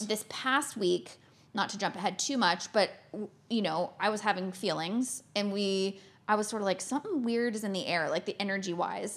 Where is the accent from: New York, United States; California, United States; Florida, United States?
Florida, United States; moved away; I grew up in Florida, in the States